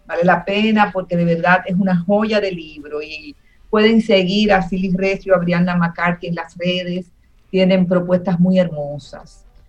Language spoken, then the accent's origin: Spanish; Dominican Republic; como dominicanos